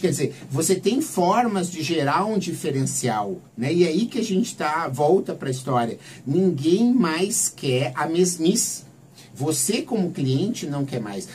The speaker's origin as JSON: {"language": "Portuguese", "town": "Santa Maria", "region": "Rio Grande do Sul", "country": "Brazil", "tie": "born or raised there", "also_born_or_lived": "Porto Alegre", "moved": "as an adult", "lives_now": "São Paulo, Brazil", "said": "sou natural de Santa Maria"}